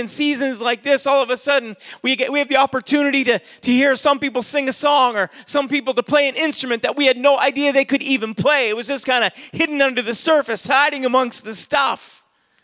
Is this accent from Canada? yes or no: yes; Saint John, New Brunswick, Canada; I'd say I'm a Canadian. I was born in Canada. I was born in St. John, New Brunswick, October the 11th, 1971